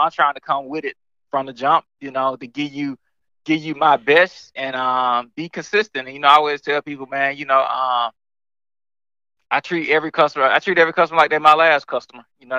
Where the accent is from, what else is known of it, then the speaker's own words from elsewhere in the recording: the South, United States; Yeah, so I'm from the South, man.